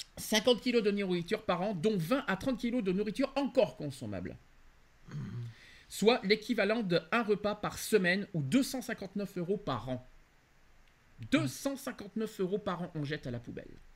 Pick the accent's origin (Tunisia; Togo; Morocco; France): France; chez nous en France